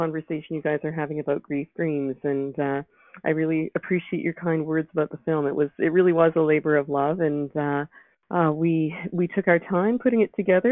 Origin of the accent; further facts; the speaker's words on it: Vancouver, British Columbia, Canada; moved away as an adult; also born or lived in Toronto; my husband and I were both born and raised in Vancouver